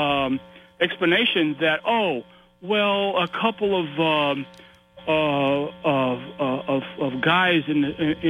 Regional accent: South Carolina, United States; I'm from South Carolina myself.

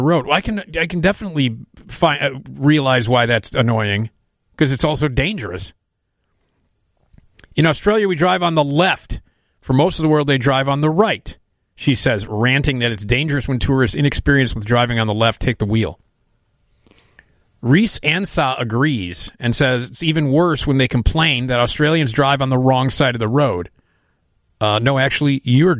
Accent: United States; as an American driver

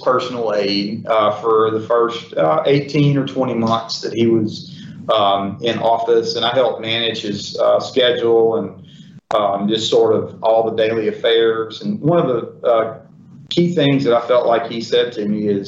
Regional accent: Prentiss, Mississippi, United States; now in Ocean Springs, United States; I grew up in Prentice, Mississippi

